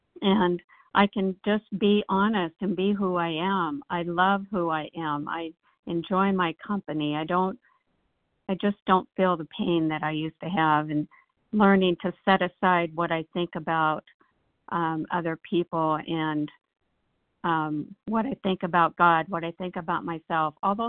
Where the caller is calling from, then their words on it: Nashville, Tennessee, United States; Hi, this is … from … with a K from Nashville.